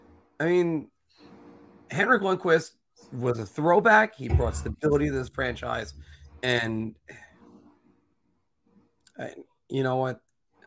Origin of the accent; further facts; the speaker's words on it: United States; I am an American.